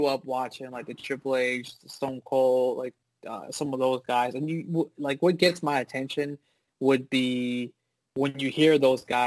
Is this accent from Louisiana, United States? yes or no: no; Orlando, Florida, United States; we're from Orlando